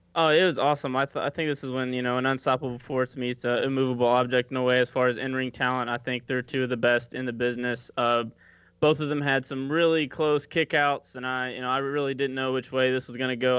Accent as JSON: {"language": "English", "region": "Kentucky", "country": "United States", "moved": "yes", "said": "I'm originally from Kentucky."}